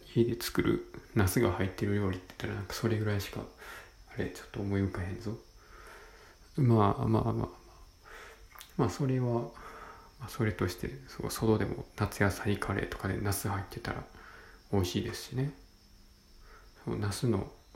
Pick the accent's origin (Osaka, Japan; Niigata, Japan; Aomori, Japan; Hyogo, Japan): Osaka, Japan; Senshu; 地元は大阪の泉州